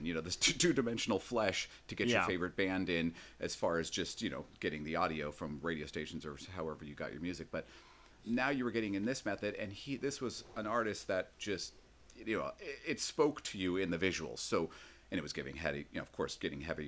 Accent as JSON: {"language": "English", "town": "Los Angeles", "region": "California", "country": "United States", "tie": "born or raised there", "said": "I grew up in Los Angeles"}